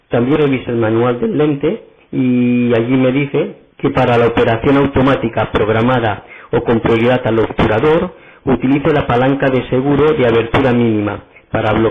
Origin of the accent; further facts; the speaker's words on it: Barcelona, Catalonia, Spain; soy de Barcelona